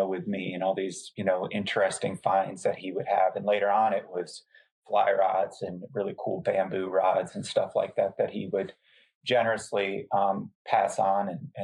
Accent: northwest corner of Connecticut, United States; moved away as an adult; also born or lived in Helena, Montana / Harrisburg, Pennsylvania; I grew up in the northwest corner of Connecticut, which is a very rural part of Connecticut

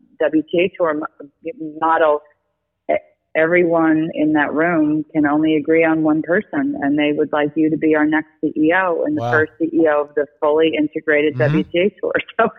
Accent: Syosset, New York, United States; also born or lived in Spain; I didn't want to be away from my family and my parents on Long Island. So, because I grew up in Syosset.

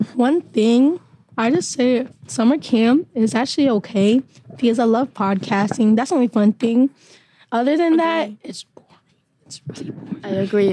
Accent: New York City, New York, United States; I'm from Queens, New York

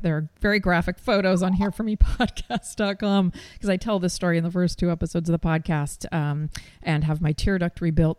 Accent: Seattle, Washington, United States; also born or lived in New York; followed my heart back to my hometown

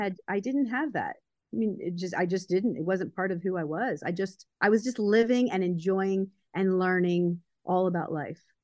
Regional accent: Baltimore, Maryland, United States; I grew up in Baltimore, Maryland

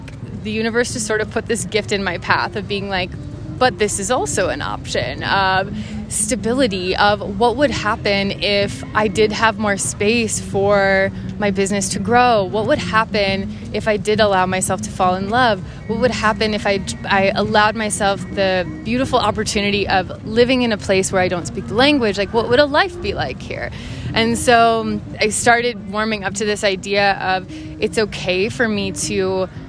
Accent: Minnesota, United States; moved away; also born or lived in Ohio; grew up in Minnesota in this like very kind of sheltered community

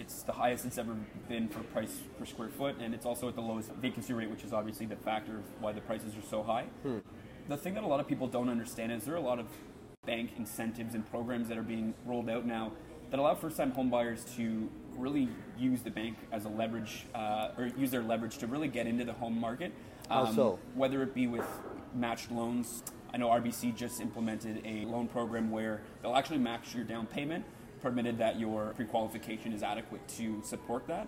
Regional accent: Ottawa, Ontario, Canada; moved away as an adult; also born or lived in Kingston; now in Toronto, Canada; I'm from Ottawa originally.

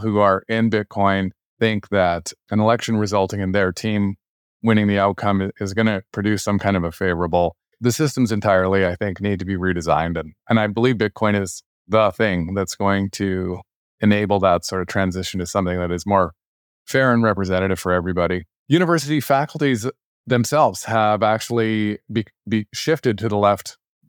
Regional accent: Alberta, Canada; So I grew up in Alberta for Canadian listeners.

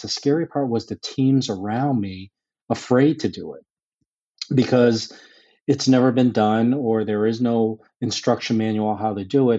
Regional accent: Boston, Massachusetts, United States; I grew up in the Boston area

